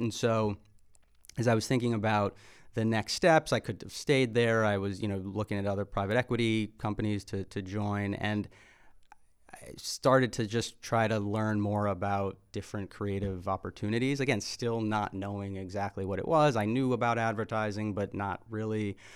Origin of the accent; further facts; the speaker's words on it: Chicago, Illinois, United States; moved away as an adult; now in New York, United States; I grew up in Chicago